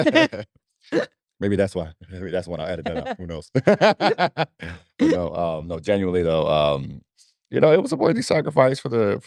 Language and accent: English; Nigeria; moved away; I'm Nigerian